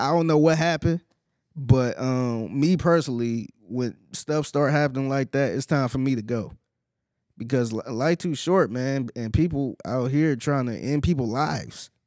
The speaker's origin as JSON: {"language": "English", "town": "Cleveland", "region": "Ohio", "country": "United States", "moved": "yes", "lives_now": "Houston, United States", "said": "I'm originally from Cleveland and I'm from the hood"}